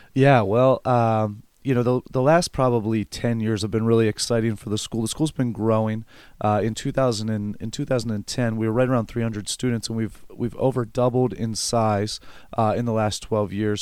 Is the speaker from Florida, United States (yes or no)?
no; Elizabethtown, Pennsylvania, United States